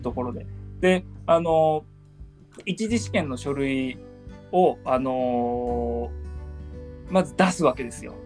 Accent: Hiroshima, Japan; 僕あの広島県、うん、出身

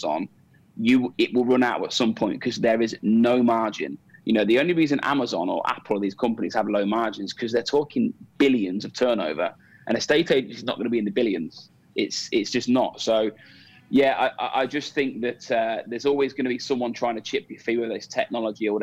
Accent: Coventry, West Midlands, United Kingdom; now in Dubai, United Arab Emirates; as a Cov boy that comes from Coventry, I sponsor my hometown football club

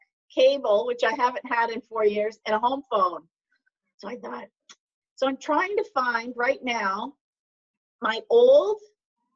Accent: Canada; I'm Canadian

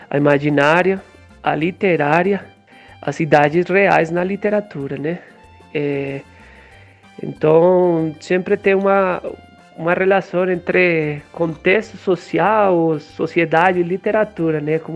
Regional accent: Pereira, Risaralda, Colombia; born there; Portuguese is a second language; moved away; Eu nasci em Pereira, uma cidade mais ou menos pequena, na Colômbia

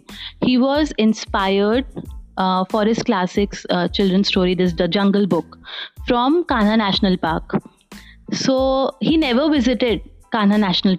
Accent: Khandwa, Madhya Pradesh, India; also born or lived in Mumbai; from Khandwa, Madhya Pradesh. It's a town near Indore.

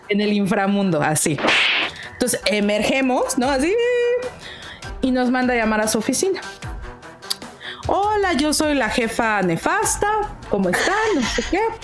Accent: Mexico City, Mexico; Ciudad de México

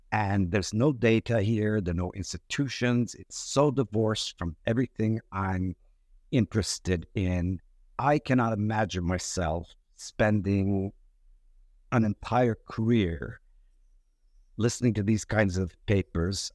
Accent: Turkey; also born or lived in New York, United States; I was born in New York, but raised in, uh, uh, Turkey.

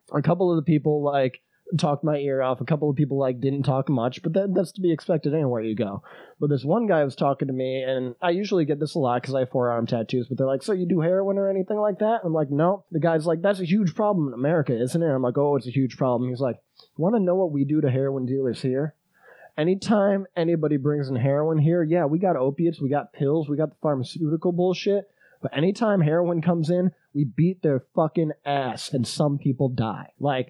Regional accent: England, United Kingdom; the whole Icelandic meeting starts and I'm English. I don't know any fucking shit they're saying.

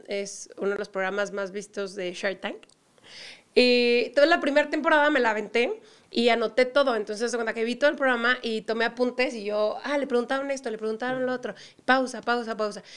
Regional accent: Mexico; also born or lived in Europe; me decían en Europa que yo no era mexicana y eso me molestaba mucho

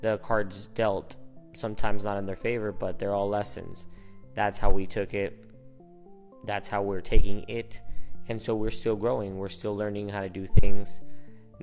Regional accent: Phoenix, Arizona, United States; first language Spanish; English is a second language; I was born here and raised here in Phoenix, Arizona, but my first language is Spanish

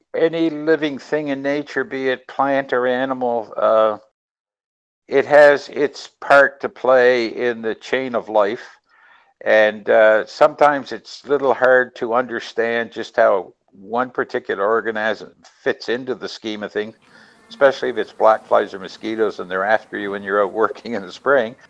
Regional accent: New Brunswick, Canada; now in Nova Scotia, Canada; Originally, we're from New Brunswick, and during our New Brunswick time, we patronized Fundy National Park

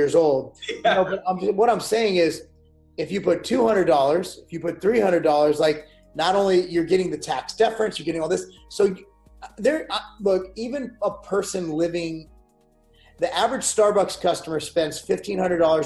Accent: United States; I speak as an American

